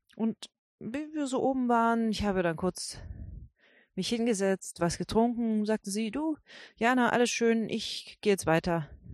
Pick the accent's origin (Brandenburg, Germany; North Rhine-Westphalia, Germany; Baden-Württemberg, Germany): Brandenburg, Germany; ich bin aus Brandenburg